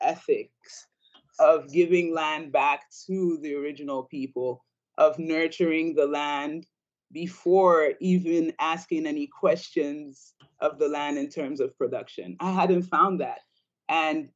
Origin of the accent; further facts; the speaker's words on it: Ambas Bay, Southwest Region, Cameroon; moved away; I grew up in Cameroon, West Africa, on Ambas Bay, which is on the western